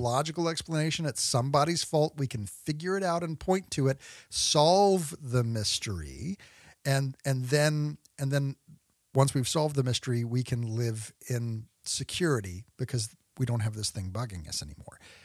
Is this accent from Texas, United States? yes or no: yes; Texas, United States; where I grew up out in Texas